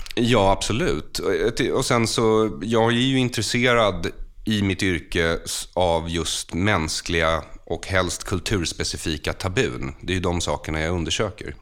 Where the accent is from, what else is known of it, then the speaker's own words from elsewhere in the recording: Bergshamra, Stockholm County, Sweden; Jag är född och uppvuxen i Bergshamra utanför Stockholm